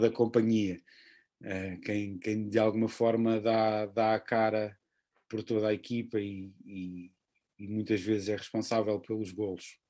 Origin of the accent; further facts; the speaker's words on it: Portugal; sendo português